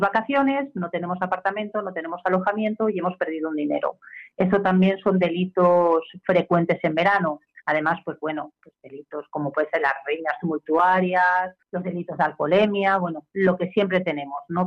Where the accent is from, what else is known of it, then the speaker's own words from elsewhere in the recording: Spain; soy española